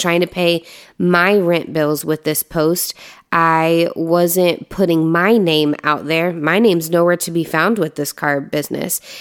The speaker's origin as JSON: {"language": "English", "region": "Indiana", "country": "United States", "moved": "yes", "said": "I'm from Indiana"}